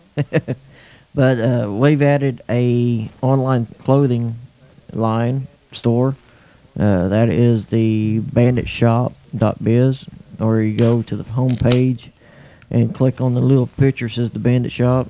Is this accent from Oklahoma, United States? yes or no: yes; Oklahoma, United States; also born or lived in Bemidji, Minnesota; We moved from Bemidji, Minnesota, back to my hometown, Braden, Oklahoma.